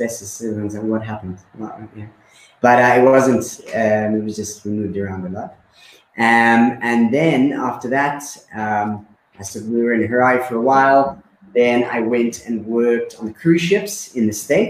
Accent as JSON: {"language": "English", "town": "Karoi", "region": "Mashonaland West", "country": "Zimbabwe", "tie": "born or raised there", "moved": "as an adult", "lives_now": "Malta", "said": "I grew up, obviously, in Zimbabwe. I grew up in a small town called Karoi."}